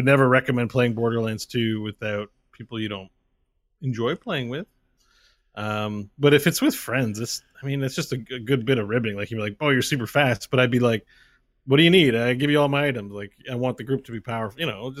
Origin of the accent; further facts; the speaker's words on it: Canada; I'm from Canada, so many farmers there, Scott.